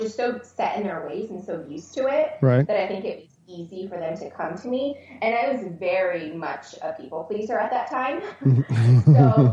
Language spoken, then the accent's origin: English; Philadelphia, Pennsylvania, United States; also born or lived in Richmond, Virginia / Israel; eventually settled in like Northeast Philly, which is primarily where my childhood, you know, where I was raised